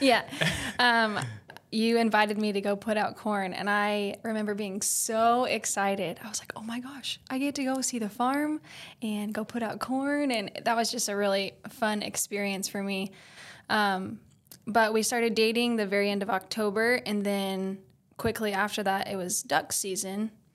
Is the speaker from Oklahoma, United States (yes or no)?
yes; Oklahoma, United States; I was born and raised in Oklahoma.